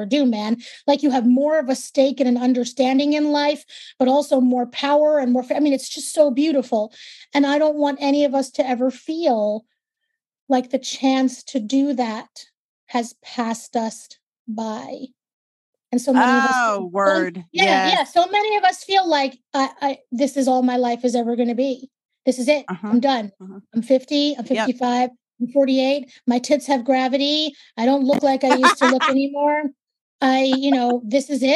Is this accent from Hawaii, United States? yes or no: no; New York City, New York, United States; accent: New York; I'm a born and raised native New Yorker, New York, Brooklyn